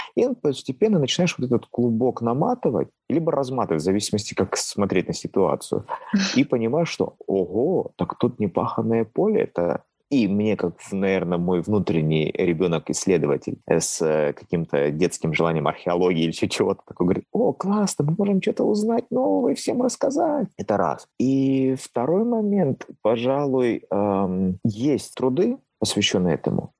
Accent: Pyatigorsk, Stavropol Krai, Russia; родного города, то есть потому что я родился в Пятигорске

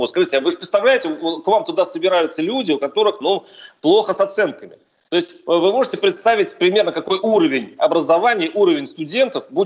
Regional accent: Saint Petersburg, Russia; born there; я в Петербурге родился, в Ленинграде.

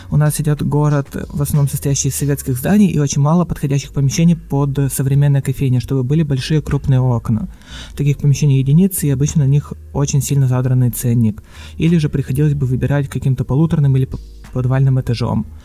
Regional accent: Kirov, Kirov Oblast, Russia; Да, я сам из Кирова.

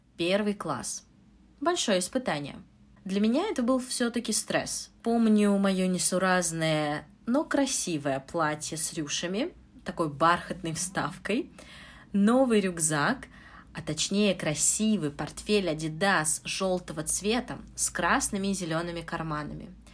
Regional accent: Moscow, Russia; Я учитель английского из Москвы.

